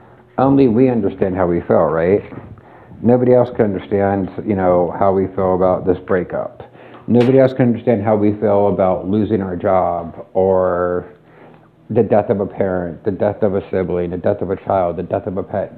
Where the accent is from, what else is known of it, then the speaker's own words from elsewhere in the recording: Pittsburgh, Pennsylvania, United States; moved away; I'm from Pittsburgh